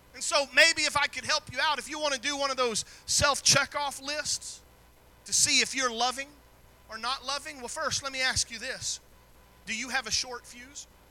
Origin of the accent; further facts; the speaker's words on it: the South, United States; I was raised in the South